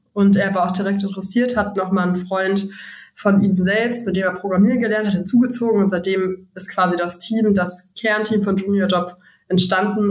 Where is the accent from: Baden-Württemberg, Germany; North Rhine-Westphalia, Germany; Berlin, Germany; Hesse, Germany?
North Rhine-Westphalia, Germany; Frechen; Bertha und ich haben uns in der fünften Klasse kennengelernt, auf dem Gymnasium in Frechen